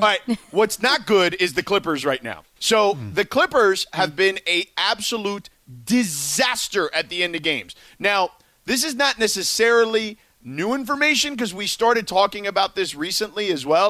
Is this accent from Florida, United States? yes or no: yes; Miami, Florida, United States; growing up in Miami, I grew up a big Hurricanes fan